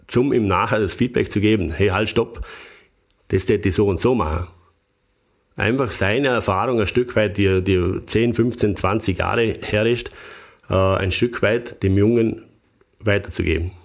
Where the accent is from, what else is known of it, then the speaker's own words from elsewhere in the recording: Bregenzerwald, Vorarlberg, Austria; für mich als, als Bregenzer Wälder